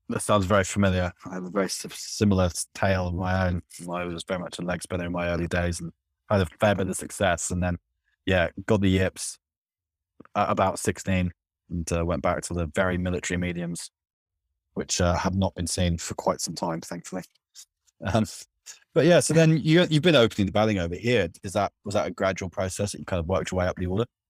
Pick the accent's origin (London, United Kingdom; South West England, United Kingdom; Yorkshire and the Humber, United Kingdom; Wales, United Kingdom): South West England, United Kingdom; Cornwall; I'm from Cornwall